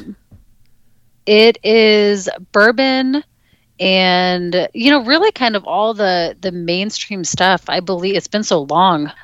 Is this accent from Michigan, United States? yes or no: no; Alaska, United States; I grew up in Alaska